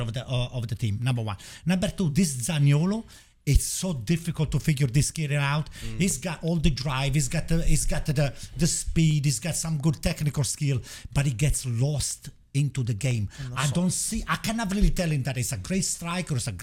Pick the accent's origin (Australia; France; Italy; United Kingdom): Italy; now in United States; I came from Italy